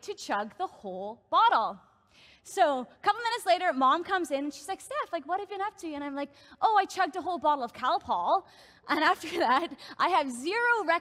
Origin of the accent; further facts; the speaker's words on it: Northern Ireland, United Kingdom; moved away as an adult; now in Canada; I grew up in Northern Ireland, and I've been living in Canada now for, it'll actually be 5 years in August